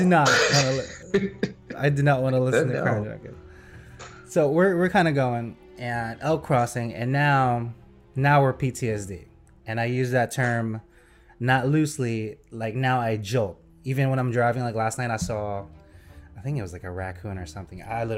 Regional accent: New Jersey, United States; we are from New Jersey, I'm calling on a Jersey number

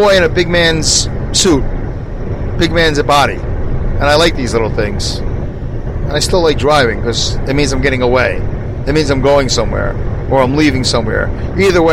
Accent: New York, United States; as a New Yorker

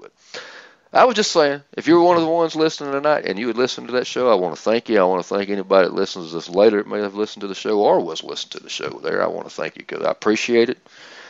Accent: Georgia, United States; But Georgia, my home state.

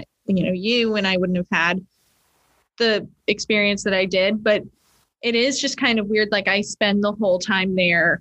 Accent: Vermont, United States; moved away as an adult; also born or lived in Stoneham, Massachusetts / Reading, Massachusetts; now in Kentucky, United States; I was born in Stoneham. I lived in Reading for a minute and then we moved to Vermont. So pretty much, I mean, essentially my whole life in Vermont. Yeah. Until I was 18

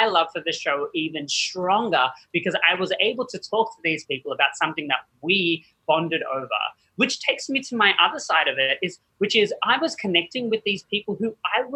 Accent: Australia; moved away; I actually was born and raised in Australia

